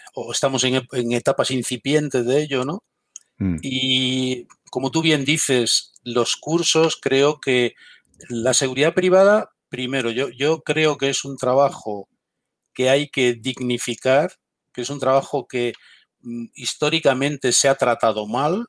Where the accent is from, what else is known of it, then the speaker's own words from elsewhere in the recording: Galicia, Spain; now in Madrid, Spain; soy gallego de nacimiento